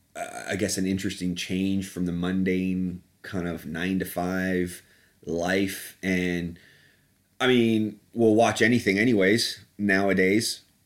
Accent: Canada; moved away as an adult; also born or lived in United Kingdom (born) / Southeast London; now in London, United Kingdom; I'm, uh, British by birth, but I grew up in Canada

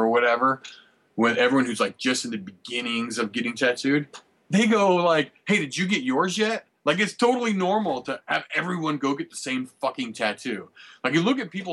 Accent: St. Louis, Missouri, United States; I'm from St. Louis, and I tattoo too

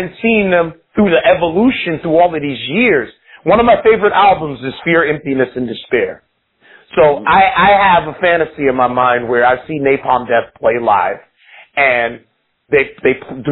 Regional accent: New York, United States; growing up in New York

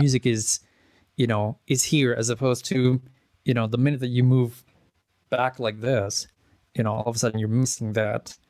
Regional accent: Edmonton, Alberta, Canada; also born or lived in Czech Republic; grew up in Edmonton.

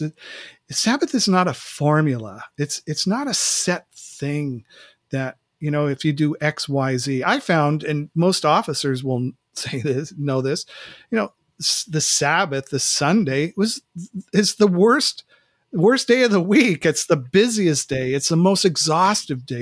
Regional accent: West Coast, United States; moved away as an adult; now in Mid-Atlantic, United States; I grew up on the West Coast, and so living out here in Mid-Atlantic, uh, the last two summers

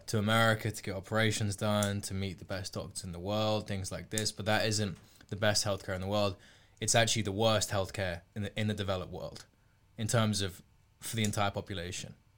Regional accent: United Kingdom

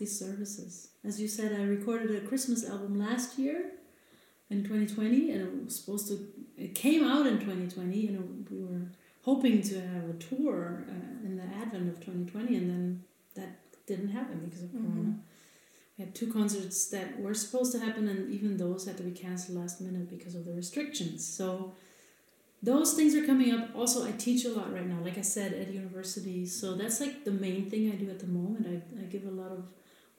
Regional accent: Berlin, Germany; also born or lived in London; I'm a Berlin native

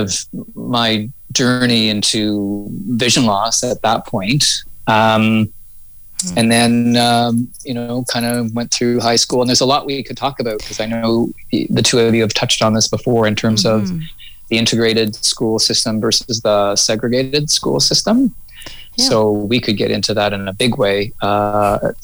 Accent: Toronto, Ontario, Canada; also born or lived in Mississauga, Ontario / Ottawa / Vancouver; now in Hope, Canada; I was born in Mississauga, Streetsville, Mississauga, and then kind of moved to into Toronto when I was about 8 years old or so

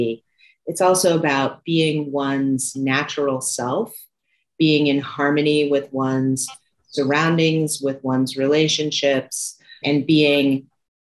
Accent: Santa Monica, California, United States; I was born in Santa Monica, California.

